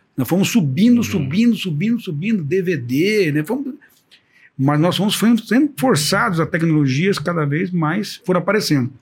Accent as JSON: {"language": "Portuguese", "country": "Brazil", "first_language": "Portuguese", "said": "somos brasileiros que tomamos conta da escola"}